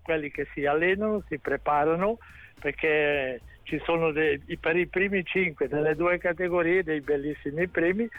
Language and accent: Italian; Ascona, Ticino, Switzerland; sono di Ascona